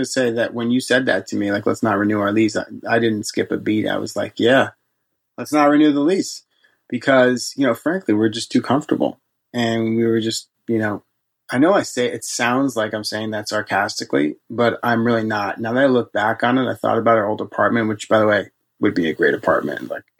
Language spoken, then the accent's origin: English; New York City, New York, United States; Now, I'm from New York City, but even though this is like 2 hours away from New York City, it's like night and day difference in temperatures.